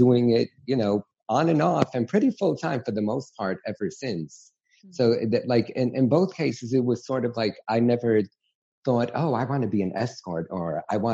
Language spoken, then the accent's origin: English; New York City, New York, United States; growing up in New York City